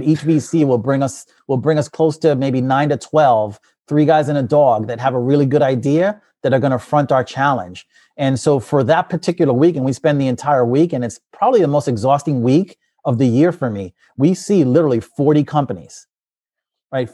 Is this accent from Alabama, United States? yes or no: no; New York City, New York, United States; moved away as an adult; also born or lived in New Jersey / Pennsylvania; I grew up in the Bronx